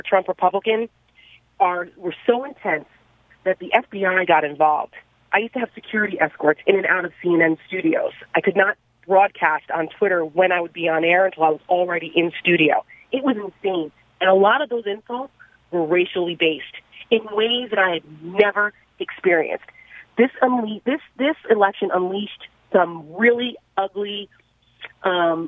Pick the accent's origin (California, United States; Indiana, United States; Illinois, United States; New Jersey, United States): New Jersey, United States; I'm from North Jersey, right outside New York City, and I didn't experience this kind of racial animus growing up as a kid in the tri-state area